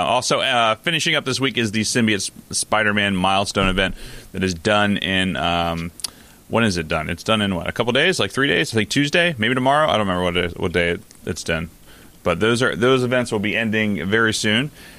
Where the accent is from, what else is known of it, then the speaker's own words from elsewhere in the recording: New York, United States; I'm a New Yorker.